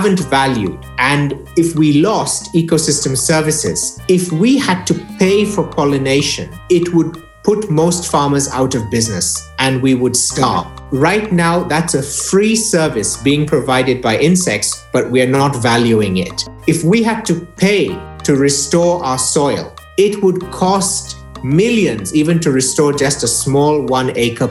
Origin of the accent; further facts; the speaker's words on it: Eldoret, Uasin Gishu County, Kenya; When I was growing up in Eldoret in Western Kenya, way back in the 90s